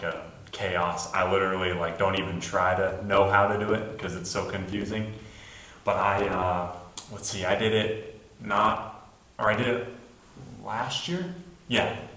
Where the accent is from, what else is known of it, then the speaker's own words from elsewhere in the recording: Black Forest, Colorado, United States; moved away as an adult; now in St. Johns, Florida, United States; I'm from Black Forest, Colorado